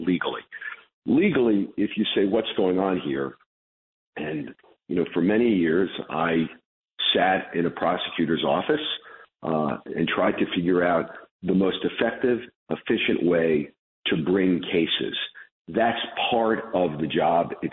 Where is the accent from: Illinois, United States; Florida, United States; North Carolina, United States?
Illinois, United States; Chicago; also born or lived in Brooklyn, New York; although I was born in Brooklyn when I was a kid, in 1968, my parents moved me to Chicago